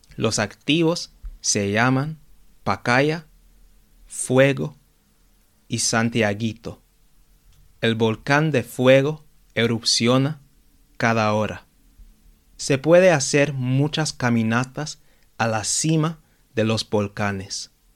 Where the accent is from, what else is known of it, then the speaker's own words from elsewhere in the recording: London, United Kingdom; yo crecí y vivo en Londres